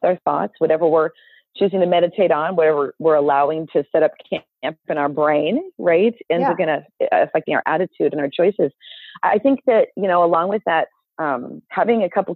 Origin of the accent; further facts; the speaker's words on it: Southern California, United States; moved away as an adult; now in Minnesota, United States; I was born and raised in Southern California